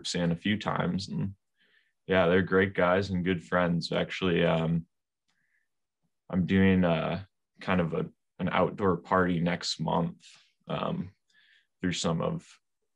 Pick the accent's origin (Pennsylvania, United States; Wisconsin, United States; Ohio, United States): Wisconsin, United States; Whitefish Bay; also born or lived in Appleton, Wisconsin; I grew up in Whitefish Bay.